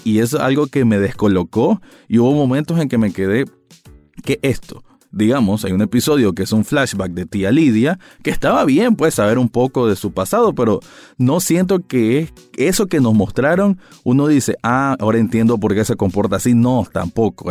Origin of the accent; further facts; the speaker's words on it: Nicaragua; como espectador nicaragüense